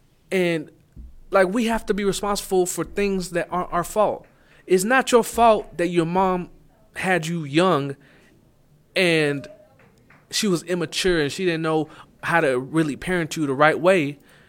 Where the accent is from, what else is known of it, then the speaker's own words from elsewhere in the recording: Arlington, United States; And maybe it's just where I'm from. It's more common from where I'm from. I'm from Arlington.